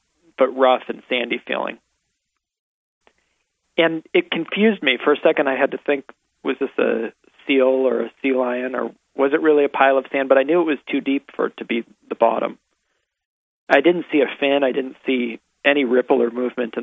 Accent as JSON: {"language": "English", "town": "San Rafael", "region": "California", "country": "United States", "tie": "born or raised there", "also_born_or_lived": "Chicago, Illinois", "said": "I grew up in San Rafael, California, out in Lucas Valley, and I moved from Chicago when I was six with my family"}